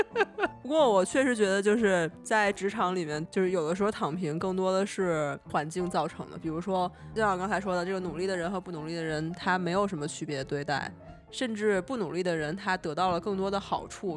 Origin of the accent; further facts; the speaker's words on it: Beijing, China; 西瓜网兜和我都是北京人嘛，就是他父母都在北京